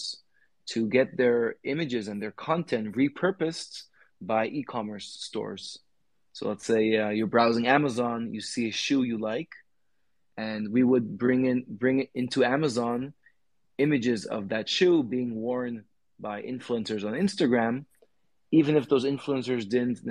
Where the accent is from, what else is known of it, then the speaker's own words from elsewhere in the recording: California, United States; I grew up in the States, in California